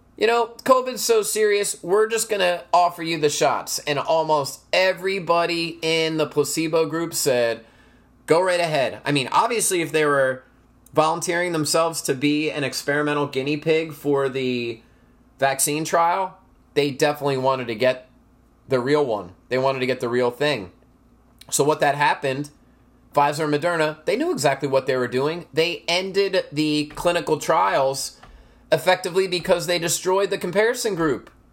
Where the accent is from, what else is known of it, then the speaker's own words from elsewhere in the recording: United States; Couldn't we as American citizens present